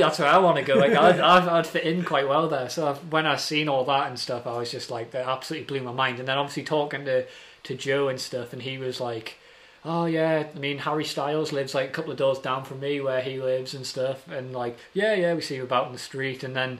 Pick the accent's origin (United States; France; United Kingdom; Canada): United Kingdom; Newcastle, North East England; oh, we need to put other things in because we're from Newcastle.